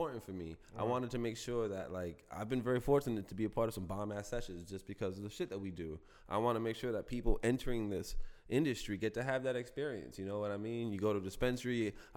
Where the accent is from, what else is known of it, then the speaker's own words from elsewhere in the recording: New York City, New York, United States; I'm from East Harlem